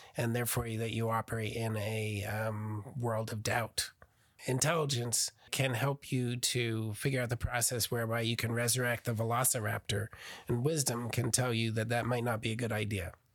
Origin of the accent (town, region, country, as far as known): Burnersville, New Jersey, United States; born or raised there; now in Oklahoma, United States